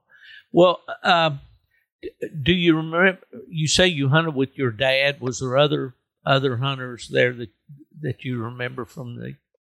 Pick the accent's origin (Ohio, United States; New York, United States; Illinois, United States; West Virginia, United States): West Virginia, United States; I was a city boy who grew up in the edge of a little old town there in West Virginia, and I could walk across the highway and be in the woods.